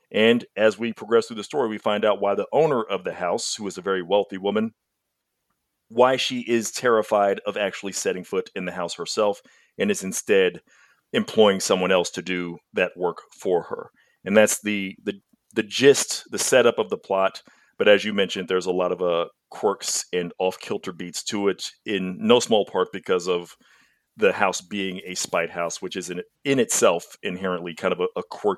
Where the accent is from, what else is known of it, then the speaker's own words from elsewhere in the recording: Texas, United States; It's an enormous, ridiculous state. Even as a Texan, it's really weird